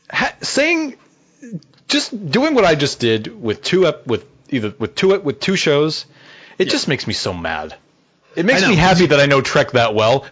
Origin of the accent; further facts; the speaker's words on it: Boston, Massachusetts, United States; accent: Boston; I would say it in my Boston accent, have a happy new year.